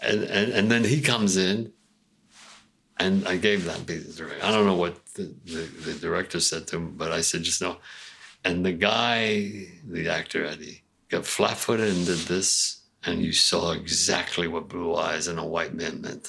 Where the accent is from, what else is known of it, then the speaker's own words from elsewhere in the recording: New York City, New York, United States; I'm from Brownsville, Brooklyn